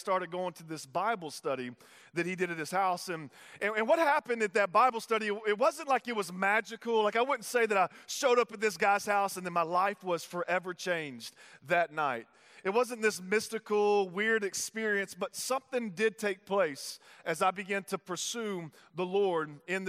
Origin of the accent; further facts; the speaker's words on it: Tyler, Texas, United States; I'm from Texas, if you don't know that. And so I was living in Texas in Tyler